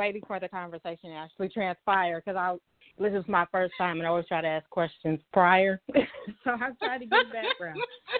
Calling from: Dallas, Texas, United States; From Dallas, Texas.

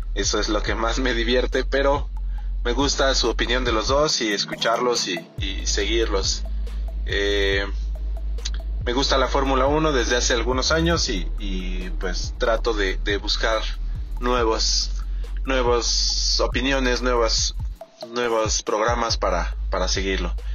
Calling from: Mexico City, Mexico; saludos desde la Ciudad de México

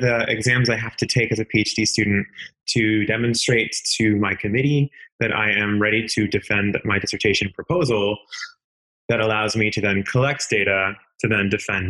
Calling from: Knoxville, Tennessee, United States; Knoxville, Tennessee.

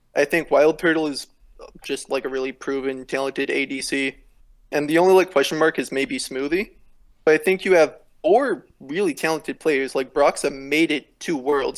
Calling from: Atascadero, California, United States; I am calling from Atascadero, California.

